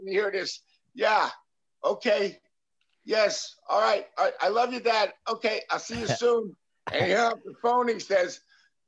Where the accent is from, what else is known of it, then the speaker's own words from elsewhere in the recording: Whitehall, Pennsylvania, United States; We're from the Allentown area, Whitehall